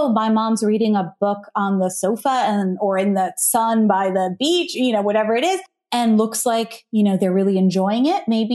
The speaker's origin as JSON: {"language": "English", "country": "United States", "tie": "born or raised there", "also_born_or_lived": "Ohio / New Jersey", "said": "My parents came from India, but I grew up in Ohio and New Jersey"}